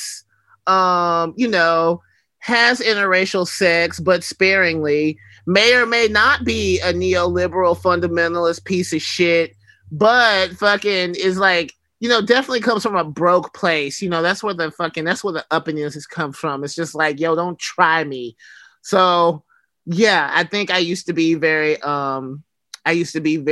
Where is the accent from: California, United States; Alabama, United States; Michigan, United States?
Alabama, United States; moved away; also born or lived in West Coast; growing up in Alabama